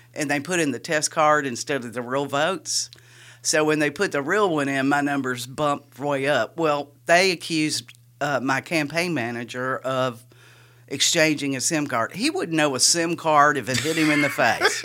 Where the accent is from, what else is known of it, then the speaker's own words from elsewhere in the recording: Richmond, Kentucky, United States; moved away; I'm originally from Kentucky